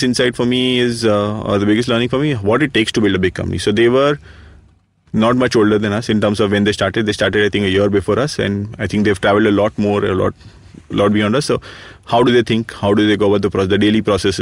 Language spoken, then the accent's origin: English; India; being Indian